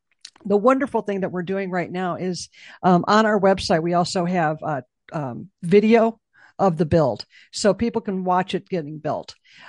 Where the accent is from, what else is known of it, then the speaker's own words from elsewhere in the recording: Chicago, Illinois, United States; Yeah, I'm from Chicago, so. You think about you go under a viaduct and it's not a good